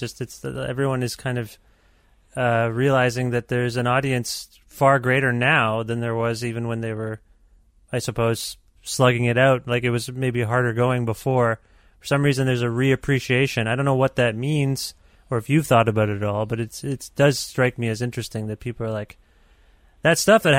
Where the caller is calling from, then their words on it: Canada; I'm calling you from Canada